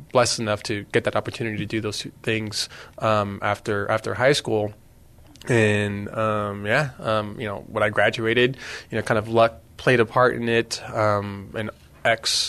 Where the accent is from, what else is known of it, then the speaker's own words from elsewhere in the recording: Los Fresnos, Texas, United States; I'm originally from South Texas, Los Fresnos, Texas